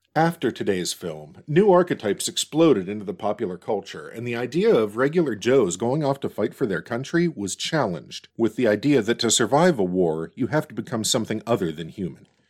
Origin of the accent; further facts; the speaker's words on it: Pittsburgh, Pennsylvania, United States; my hometown of Pittsburgh